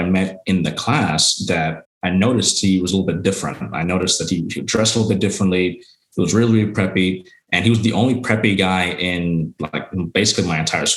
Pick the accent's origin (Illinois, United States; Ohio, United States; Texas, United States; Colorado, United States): Texas, United States; Arlington; born and raised in Arlington, Texas.